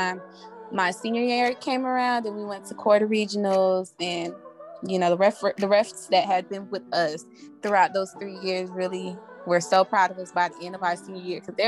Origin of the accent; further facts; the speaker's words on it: Opa-locka, Florida, United States; also born or lived in La Ceiba, Honduras; I was raised in Opa Locka, Florida